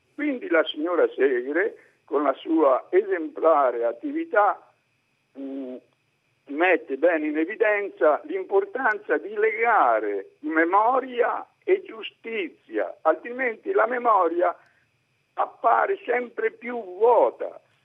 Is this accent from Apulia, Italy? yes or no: no; Fivizzano, Tuscany, Italy; now in Livorno, Italy; telefono da Livorno, ma sono nato a Fivizzano, Fivizzano. nella provincia di Massa.